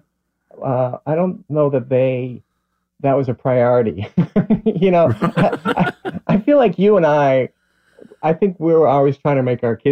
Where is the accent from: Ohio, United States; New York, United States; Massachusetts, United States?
Massachusetts, United States; Newton; I was born and raised in Newton, Mass., which is just outside of Boston